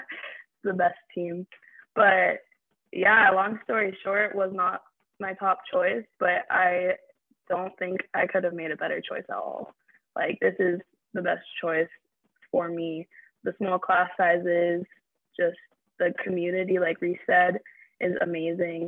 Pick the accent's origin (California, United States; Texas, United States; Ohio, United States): California, United States; San Clemente; I'm from Orange County, San Clemente, beach girl